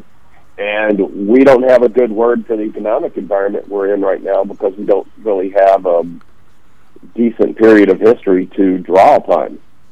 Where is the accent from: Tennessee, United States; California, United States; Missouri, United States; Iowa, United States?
Tennessee, United States; Memphis; I grew up in Memphis, which is on the Mississippi